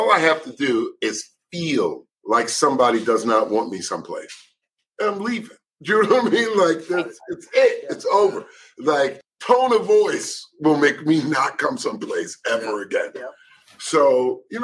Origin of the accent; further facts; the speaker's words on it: Philadelphia, Pennsylvania, United States; Philly, West Philly